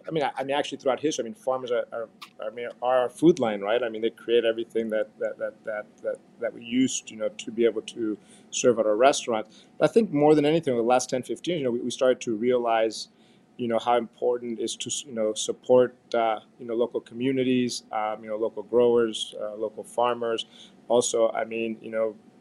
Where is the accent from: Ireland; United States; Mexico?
Mexico; as a young kid, I grew up in Mexico at my grandmother's house